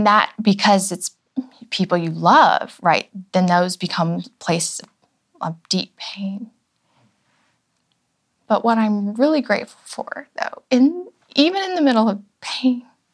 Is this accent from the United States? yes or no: yes; Florida, United States; moved away as an adult; also born or lived in Virginia / Atlanta / New York; now in Nashville, United States; I was raised in Florida